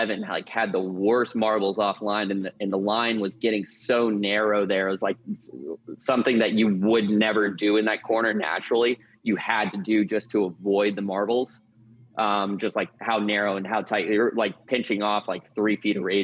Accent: Jupiter, Florida, United States; grew up in Jupiter, Florida

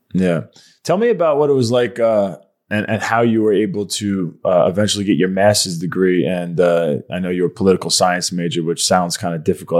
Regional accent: Long Island, New York, United States; moved away as an adult; now in Fort Mill, United States; so I'm from Long Island, New York

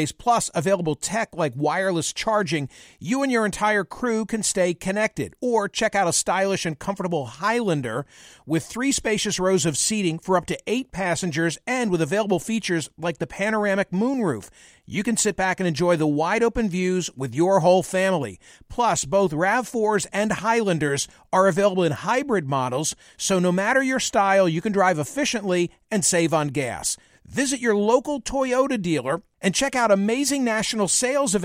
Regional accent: Philadelphia, Pennsylvania, United States; my hometown Philadelphia

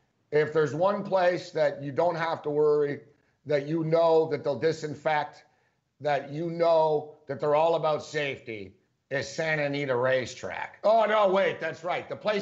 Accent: Montreal, Quebec, Canada; moved away; you know I'm from Montreal originally

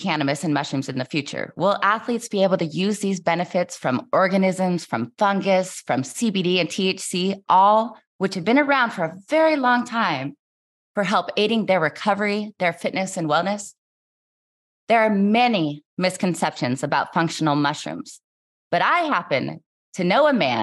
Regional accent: Richland, Washington, United States; I grew up in Washington State, Eastern Washington, so not far from Boise, where you grew up, a little town called Richland

